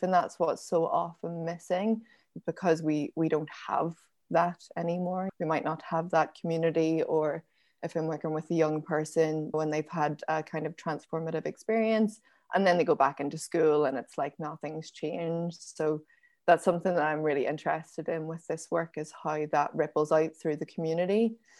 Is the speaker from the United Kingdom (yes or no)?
yes; Belfast, Northern Ireland, United Kingdom; also born or lived in County Down; I was born in Belfast in nineteen eighty-nine